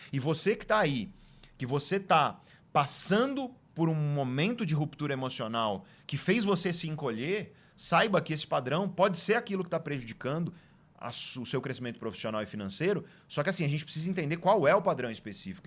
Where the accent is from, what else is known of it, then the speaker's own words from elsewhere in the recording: Guarujá, São Paulo, Brazil; also born or lived in Santos; eu nasci em Santos e vivi a maior parte da minha juventude na cidade de Guarujá